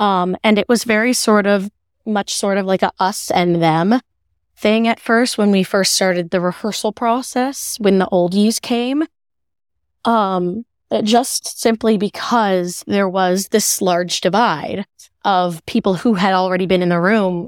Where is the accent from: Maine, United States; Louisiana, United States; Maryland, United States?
Maryland, United States; I'm from Maryland. I'm a really big Ravens fan, my fiance and I.